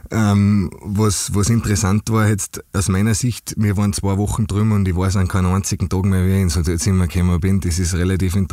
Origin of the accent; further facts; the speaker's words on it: Austria; so wie es in Bayern und bei uns in Österreich eben der Brauch ist.